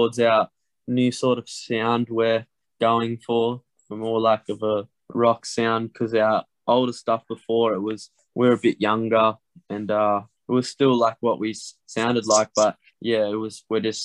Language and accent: English; Tamworth, New South Wales, Australia; we're from Tamworth